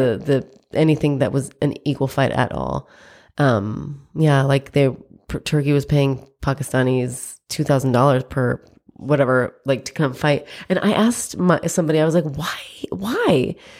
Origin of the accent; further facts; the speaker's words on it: United States; I'm American, I was born here